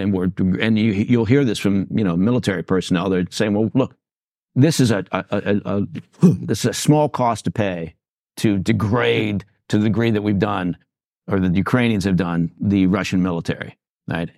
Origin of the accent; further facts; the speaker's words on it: England, United Kingdom; moved away; I'm dual citizen. I was born in England